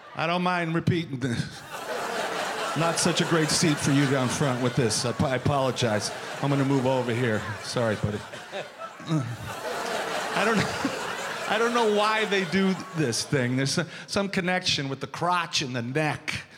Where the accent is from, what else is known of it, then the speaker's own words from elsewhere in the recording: Missouri, United States; also born or lived in New York; now in Las Vegas, United States; I am from Missouri, home of the Kansas City Chiefs.